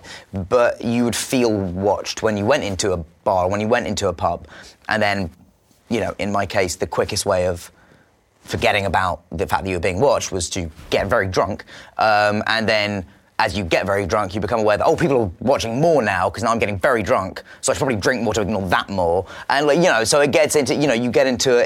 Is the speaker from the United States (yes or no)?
no; England, United Kingdom; I'm English